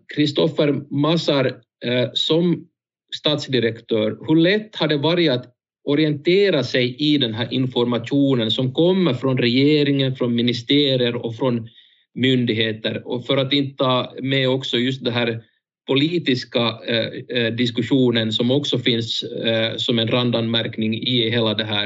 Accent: Jakobstad, Ostrobothnia, Finland; som Jakobstadsbo

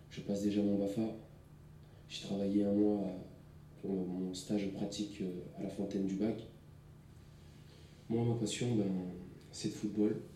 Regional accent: Clermont-Ferrand, Auvergne-Rhône-Alpes, France; j'ai 18 ans, je suis euh, d'origine, euh, je suis né à Clermont-Ferrand, en France, je suis né à Saint-Jacques, J'habite à Baudelaire, maintenant j'habite euh, sur Claude Bernard. Je suis d'origine algérienne.

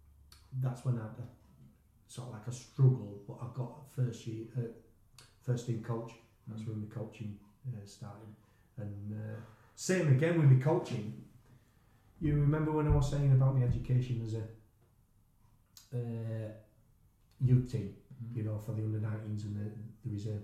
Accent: England, United Kingdom; accent: English; my English accent

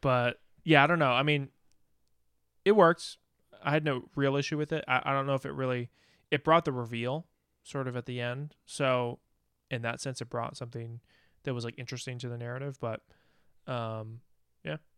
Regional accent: United States; as an American

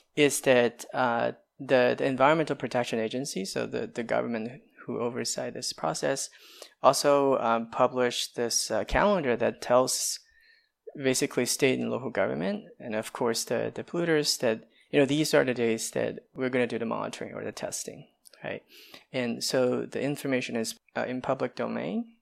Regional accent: China; now in United States; I come from China

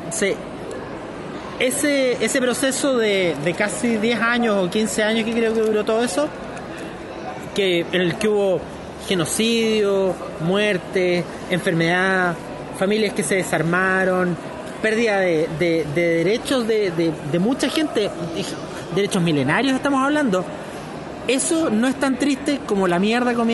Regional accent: Santiago, Santiago Metropolitan Region, Chile; Soy un santiaguino más.

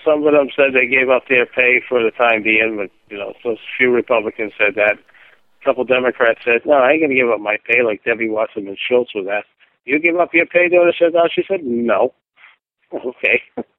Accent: Canada; I'm Canadian.

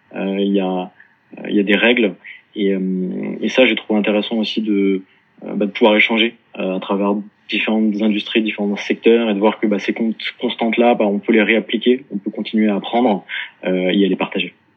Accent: Paris, Île-de-France, France; also born or lived in Dublin / Melbourne; je suis né et, grandi à Paris

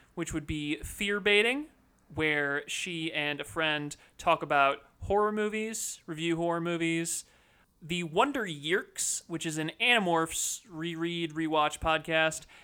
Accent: United States; we're all American

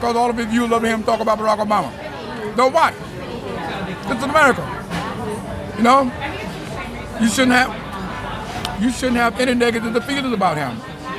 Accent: Vietnam; English is a second language; moved away as an adult; now in United States; When I came from Vietnam, my government told me, your children is your responsibility.

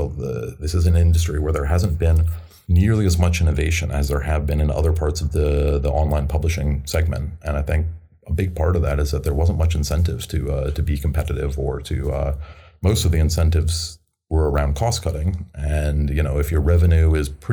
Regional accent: United States; I'm American

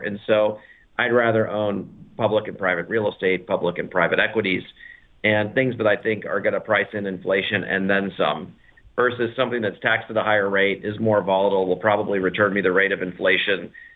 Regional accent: United States

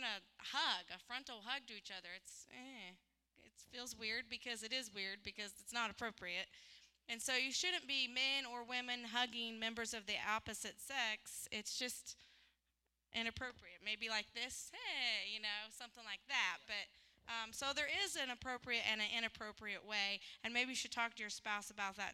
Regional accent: the South, United States; now in Zanesville, United States; I'm from the South

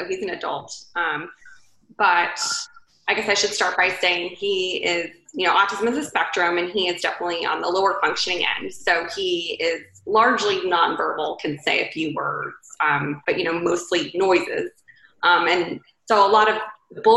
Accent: Raleigh, North Carolina, United States; moved away as an adult; also born or lived in Atlanta, Georgia; now in Charleston, United States; I am from Raleigh, North Carolina.

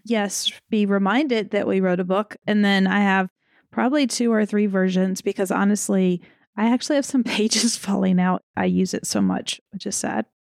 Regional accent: the South, United States; I'm from the South

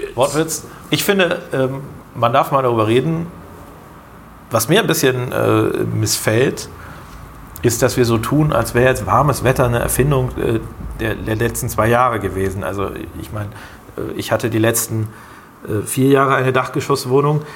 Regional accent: Germany; als Deutsche

